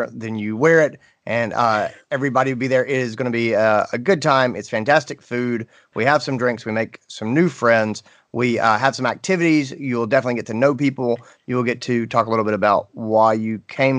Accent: North Carolina, United States; I grew up in North Carolina.

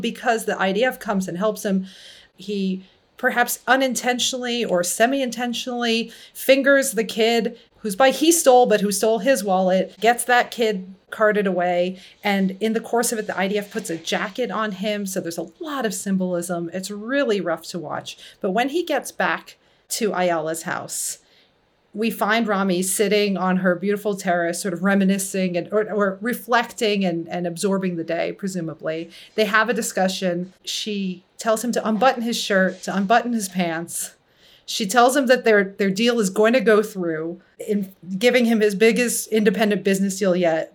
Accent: United States; also born or lived in New York; I'm Iranian American of Muslim descent, but grew up in the U S

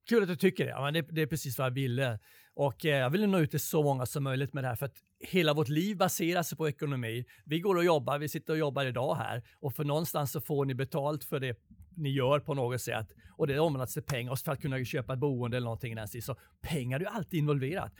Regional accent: Sweden; Jag kom från Sverige.

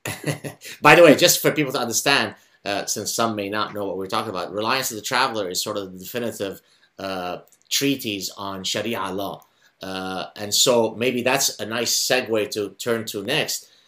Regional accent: Lebanon; first language Arabic; English is a second language; now in Canada; I grew up in Lebanon

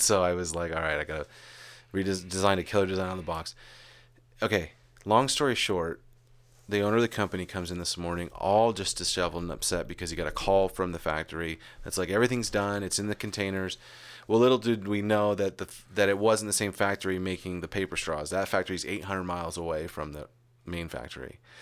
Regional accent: Arizona, United States; moved away; also born or lived in California; we grew up together. And then there were years and years when we moved away from Arizona, went to California

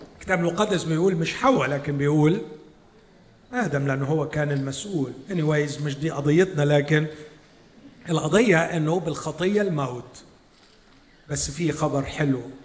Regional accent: Egypt; عندنا في مصر

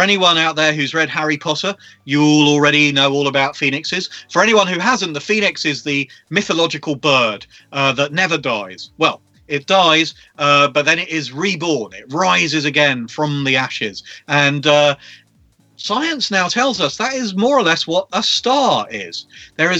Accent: London, United Kingdom; I grew up in London

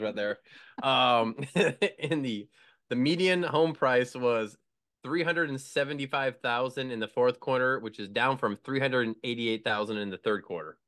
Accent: Midwest, United States; moved away as an adult; also born or lived in Connecticut; the Quad Cities where I'm from

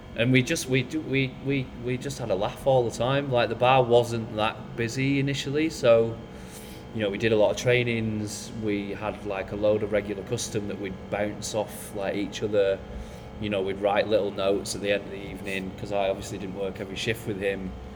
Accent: Bolton, North West England, United Kingdom; moved away as an adult; I'm from Bolton, so I wasn't that like, you know, well seasoned with like, you know, modern cultures and stuff like that because I'm just from a small town

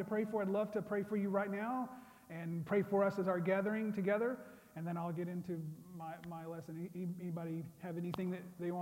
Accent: Rattan, Oklahoma, United States; moved away as an adult; also born or lived in Tulsa, Oklahoma / Los Angeles, California; I'm originally from Oklahoma, southeastern Oklahoma, small town called Rattan

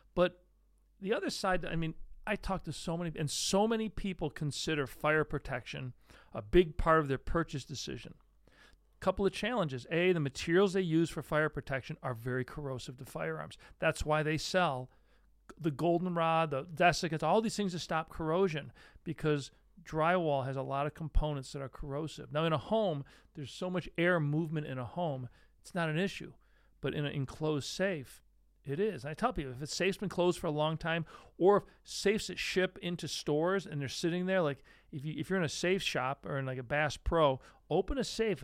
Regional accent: Great Lakes, United States; now in Syracuse area, New York, United States; I grew up right near the Great Lakes.

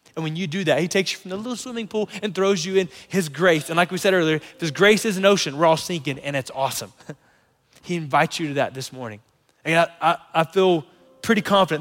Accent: North Florida, United States; moved away; Lauren and I grew up in North Florida

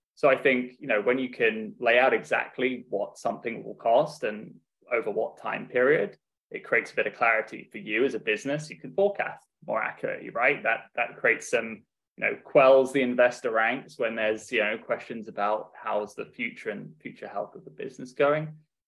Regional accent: Dubai, United Arab Emirates; I've kind of been all over the world, really. Grew up in Dubai in the Middle East and had a great upbring

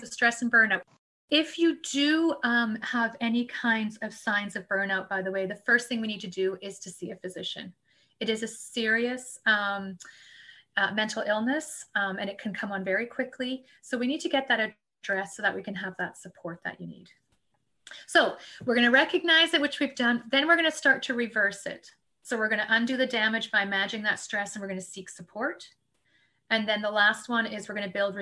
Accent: Canada; We're Canadian

